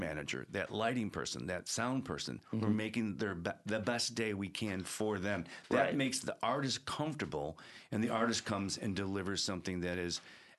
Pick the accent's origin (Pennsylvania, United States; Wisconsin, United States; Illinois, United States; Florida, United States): Illinois, United States; Evergreen Park; I'm from Evergreen Park, Beverly.